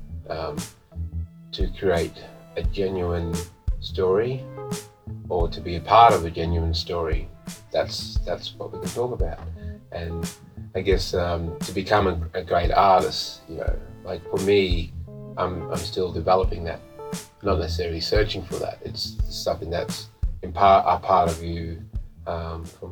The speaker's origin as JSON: {"language": "English", "town": "Mount Isa", "region": "Queensland", "country": "Australia", "tie": "born or raised there", "said": "I grew up in Mount Isa, it's a mining community"}